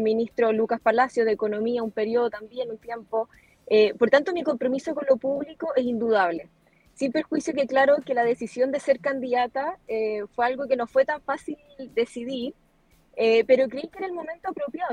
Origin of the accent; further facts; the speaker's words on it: Osorno, Los Lagos, Chile; also born or lived in Santiago; representar a la región de los lagos, región en la que nací, en la que crecí